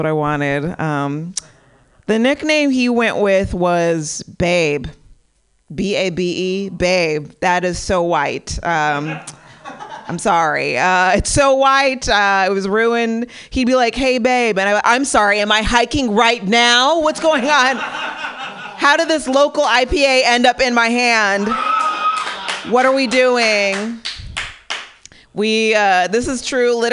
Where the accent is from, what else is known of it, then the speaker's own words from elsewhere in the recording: San Bernardino, California, United States; now in Pasadena, United States; I live in Pasadena now, but I'm originally from San Bernardino